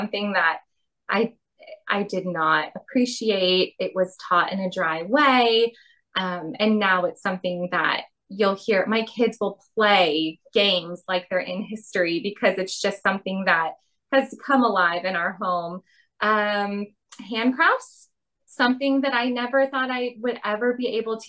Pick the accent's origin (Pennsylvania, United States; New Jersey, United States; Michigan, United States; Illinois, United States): Illinois, United States; Chicago; moved away; also born or lived in Miami, Florida; I grew up in Chicago and Miami.